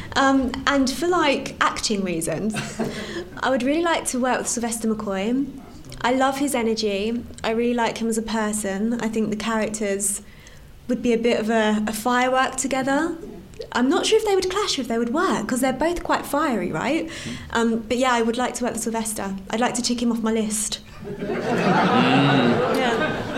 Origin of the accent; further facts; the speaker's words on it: London, United Kingdom; I grew up in East London